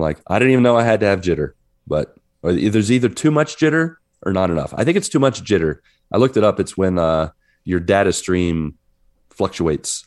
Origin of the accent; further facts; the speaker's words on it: West Virginia, United States; I'm in my home state